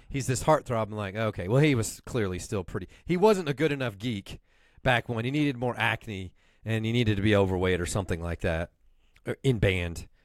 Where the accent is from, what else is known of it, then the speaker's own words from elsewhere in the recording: Houston, Texas, United States; growing up in Houston